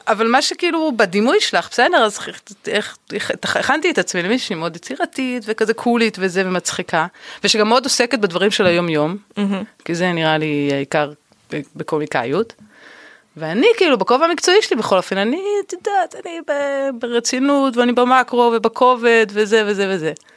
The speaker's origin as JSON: {"language": "Hebrew", "town": "Tel Aviv", "region": "Tel Aviv District", "country": "Israel", "tie": "born or raised there", "said": "וגדלתי כאן"}